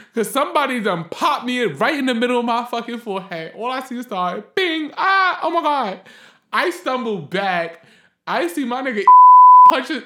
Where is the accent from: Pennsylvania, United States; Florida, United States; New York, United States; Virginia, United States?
New York, United States; New York City; we're from the Bronx